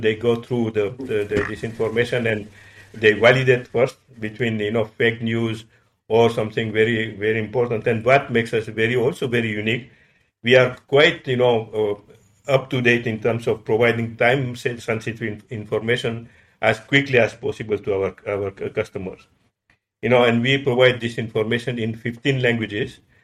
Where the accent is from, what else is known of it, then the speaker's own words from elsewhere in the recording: Madagascar; moved away; also born or lived in Paris, France; I was born in Madagascar.